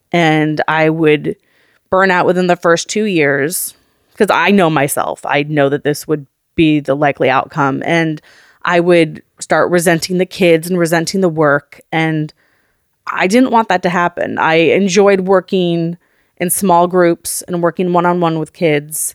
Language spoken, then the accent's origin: English; Oakland, California, United States; We grew up in Oakland, California, up in the Montclair